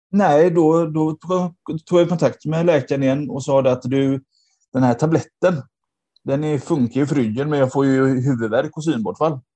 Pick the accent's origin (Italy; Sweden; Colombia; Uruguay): Sweden; Gothenburg, Västra Götaland; moved away as an adult; now in Nödinge, Sweden; jag är då eh, från Göteborg ursprungligen.